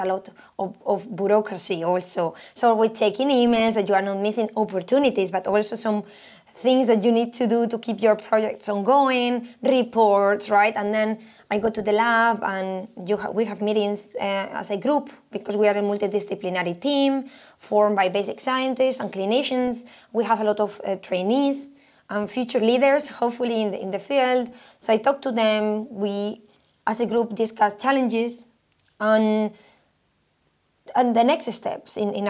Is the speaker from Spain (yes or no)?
yes; Spain; moved away as an adult; also born or lived in Sweden; I am originally from Spain. I did my PhD in there, and then I moved to Sweden.